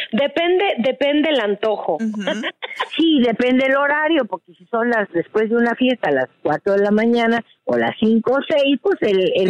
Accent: Mexico; now in United States; nosotros como buenas mexicanas que nos mudamos a Estados Unidos

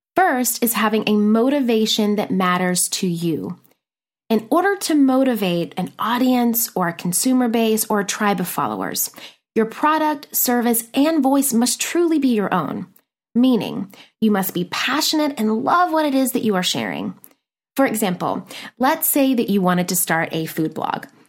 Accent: Nashville, Tennessee, United States; moved away as an adult; also born or lived in McMinnville, Tennessee / New York City; now in Los Angeles, United States; I am originally from a teeny tiny town in Tennessee called McMinnville, but spent the better part of my childhood and teen years growing up in Nashville, Tennessee.

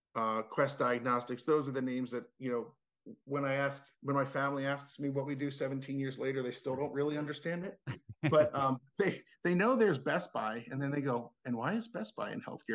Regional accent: Cherry Hill, New Jersey, United States; moved away; also born or lived in Washington, D.C. / Baltimore; I grew up in Cherry Hill, New Jersey, which is sure. the suburbs of Philly

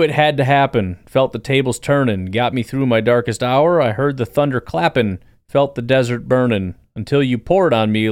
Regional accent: Illinois, United States; I grew up in Illinois

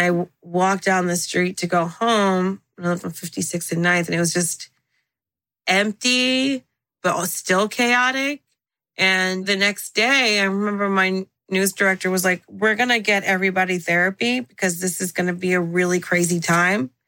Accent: Central New Jersey, United States; first language English; moved away as an adult; also born or lived in Miami / New York City; I call myself the Khaleesi of Jersey because I was born in the North, raised in Central, lived in the South

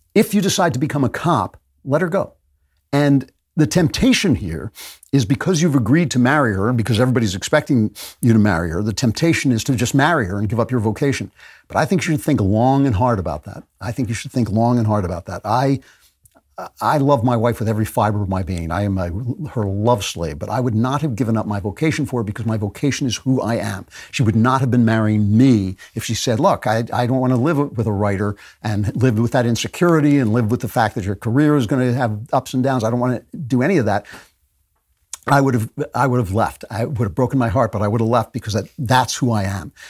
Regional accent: United States; moved away as an adult; also born or lived in United Kingdom; I am an American

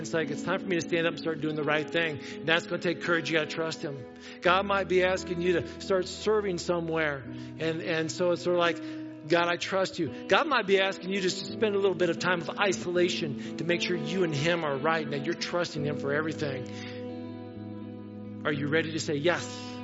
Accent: Wauseon, Ohio, United States; I'm from Wauseon

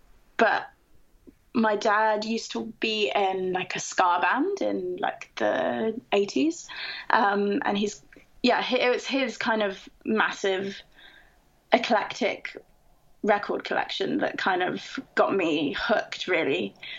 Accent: Camden Town, London, United Kingdom; But I was born and raised in Camden Town, and then I went to university in the north of England, and I only realized how lucky I was to live in Camden Town until I went away.

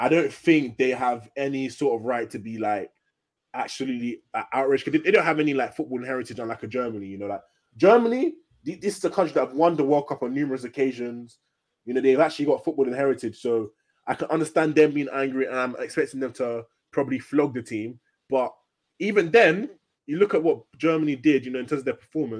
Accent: Nigeria; I'm Nigerian.

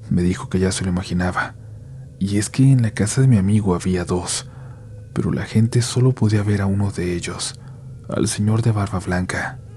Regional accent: Xalapa, Veracruz, Mexico; Yo soy de Jalapa, Veracruz, mi familia es de la Ciudad de México

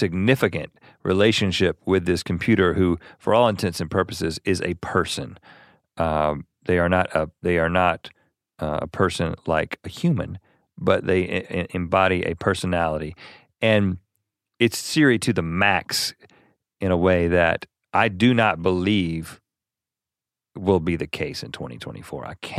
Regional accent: North Carolina, United States; born or raised there

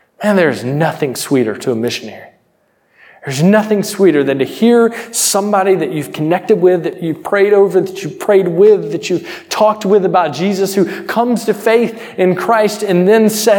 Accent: United States; I'm from America

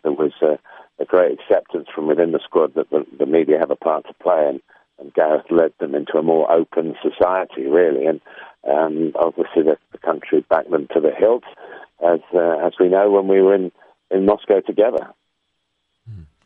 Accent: England, United Kingdom; I suppose deep down I am English

